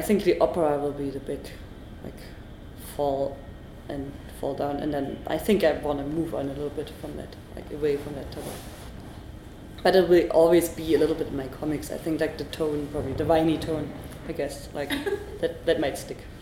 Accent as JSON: {"language": "English", "country": "Germany", "second_language": "English"}